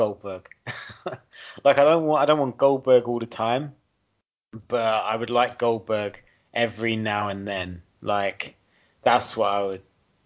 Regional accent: United Kingdom

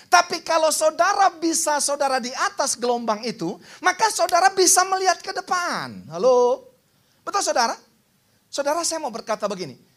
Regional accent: North Sumatra, Indonesia; Karena kami orang Batak saudara namanya perlindungan saudara.

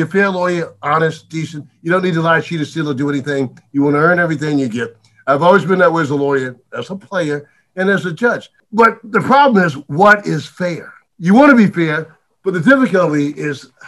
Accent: Dillon, South Carolina, United States; I'm born and raised in Dillon

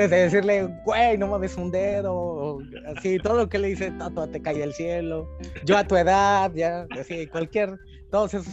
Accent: Mexico City, Mexico; moved away; Y aquí pues sigo siendo el chilango entonces, no importa que lleves 30 años en, algún lugar, sigue siendo el chilango.

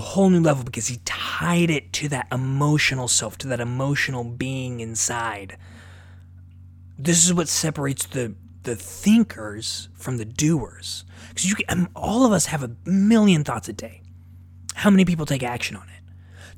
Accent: Omaha, Nebraska, United States; I'm from Omaha, Nebraska.

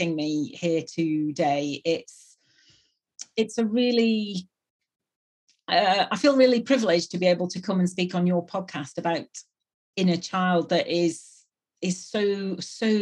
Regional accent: near Manchester, North West England, United Kingdom; now in Bristol, United Kingdom; I come from the northwest of England, which is up near Manchester, but I live and have lived for 22 years in Bristol, which is in the southwest.

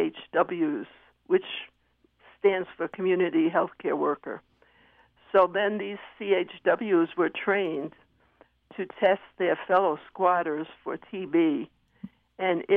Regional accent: New York City, New York, United States; I was brought up in Manhattan during the days when rents were low

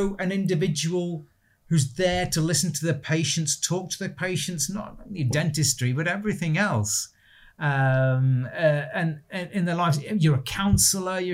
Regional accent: Stoke-on-Trent, West Midlands, United Kingdom; also born or lived in Bromsgrove, Worcestershire; We moved up to Stoke when I was four. So my whole life has been here for as far back as I can remember.

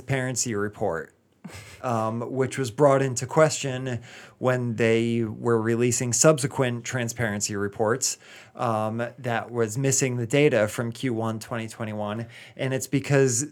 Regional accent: Rhode Island, United States; moved away; my home state of Rhode Island. My family is all like with or without power.

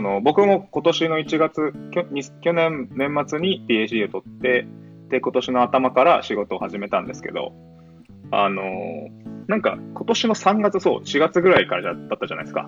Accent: Okinawa, Japan; moved away as an adult; also born or lived in Tokyo / Boston; now in Baltimore, United States; 僕自身も、高校までは、あの、まあ、沖縄で、地方で

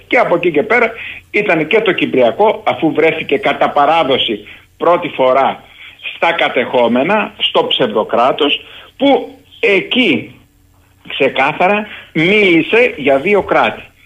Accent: Greece; ως Έλληνας, ως Έλληνας πρώην στρατιωτικός

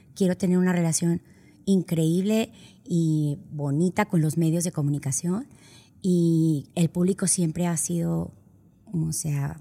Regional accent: Monterrey, Nuevo León, Mexico; also born or lived in San Antonio, Texas; aunque vivía en Texas, pues yo no era de Texas, yo era de Monterrey

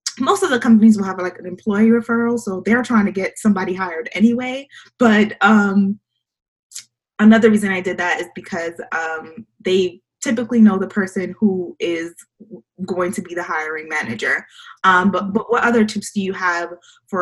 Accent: New York, United States; I'm from New York

